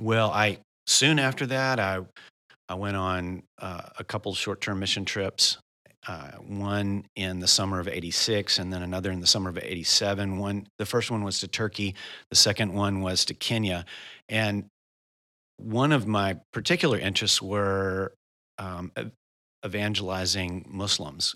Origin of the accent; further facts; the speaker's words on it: United States; I'm from the United States of America